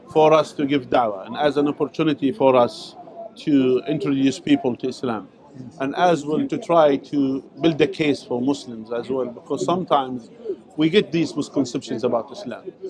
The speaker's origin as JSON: {"language": "English", "country": "Jordan", "also_born_or_lived": "Saudi Arabia", "moved": "as an adult", "said": "I am originally from Jordan, mm. uh, from the tribes of Jordan"}